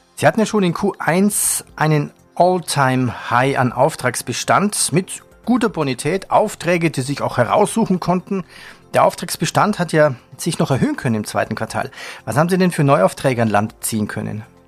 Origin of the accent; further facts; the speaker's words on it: Bavaria, Germany; accent: Bavarian; mit meiner bayerischen Mundart